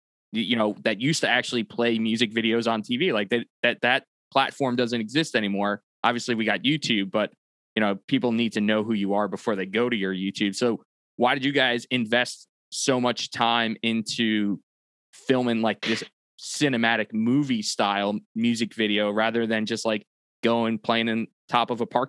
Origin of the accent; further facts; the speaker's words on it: Long Island, New York, United States; now in Charlotte, United States; I live in Charlotte, North Carolina, but I'm from Long Island.